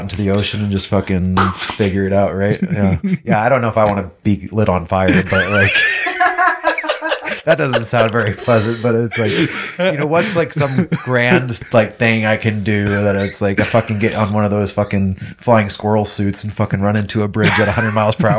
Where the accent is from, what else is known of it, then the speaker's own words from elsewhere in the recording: Vancouver, Washington, United States; also born or lived in Missouri / California; I was like, oh, well, we're from Vancouver. And they're like, oh, Canada. I'm like, bro, for real? Right, well, it was like, it was founded before Vancouver, BC. Jesus. But I spent most of my life there